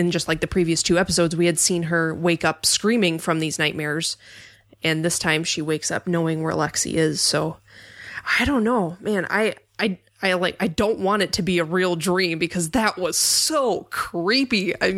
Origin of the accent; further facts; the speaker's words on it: Minnesota, United States; I'm from Minnesota, and I don't sleep